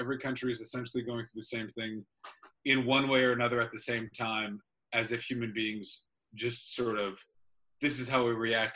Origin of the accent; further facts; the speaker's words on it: Canada; moved away as an adult; also born or lived in United Kingdom; as a Canadian